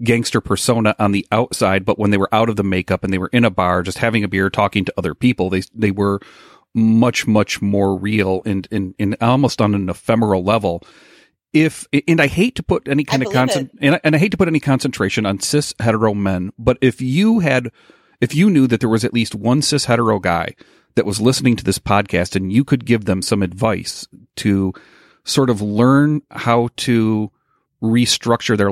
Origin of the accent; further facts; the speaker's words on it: Michigan, United States; I grew up in Michigan